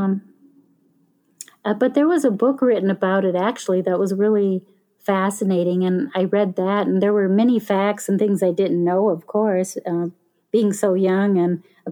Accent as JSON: {"language": "English", "area": "town near Starved Rock State Park", "region": "Illinois", "country": "United States", "tie": "born or raised there", "said": "in my hometown when I was small"}